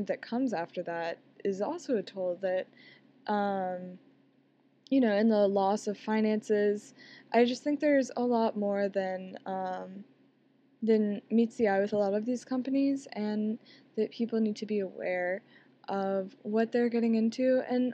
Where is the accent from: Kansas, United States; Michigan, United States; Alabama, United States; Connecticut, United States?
Alabama, United States; I'm from the South, I'm from Alabama